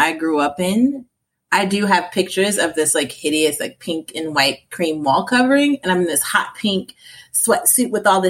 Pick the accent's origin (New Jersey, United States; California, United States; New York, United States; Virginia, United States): Virginia, United States; Portsmouth; I grew up in Portsmouth, Virginia